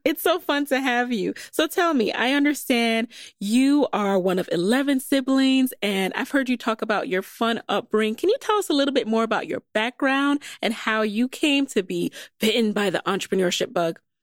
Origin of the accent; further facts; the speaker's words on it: New York City, New York, United States; I grew up in the Bronx